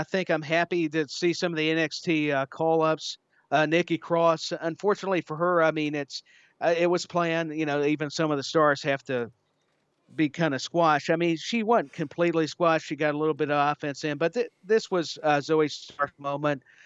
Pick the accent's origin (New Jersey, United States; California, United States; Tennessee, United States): Tennessee, United States; my home state